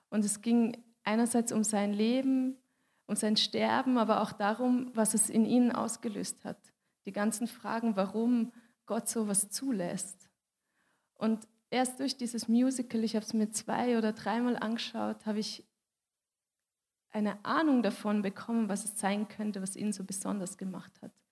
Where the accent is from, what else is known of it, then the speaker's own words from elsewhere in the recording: Switzerland; weil ich bin Schweizerin und ich habe mich für einen Schweizer Weg entschieden